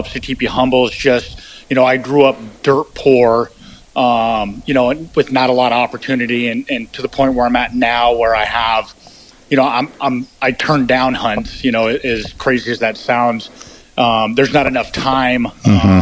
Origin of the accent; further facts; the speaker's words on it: Colorado, United States; now in Alaska, United States; I grew up in Colorado, and in Colorado, you couldn't hunt big game until you were 14